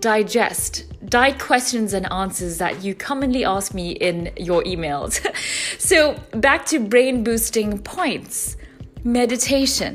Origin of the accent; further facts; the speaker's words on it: South Africa; my home country, South Africa